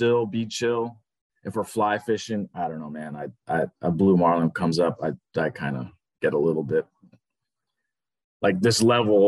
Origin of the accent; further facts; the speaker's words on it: Oahu, Hawaii, United States; moved away as an adult; now in Guatemala; We grew up on Oahu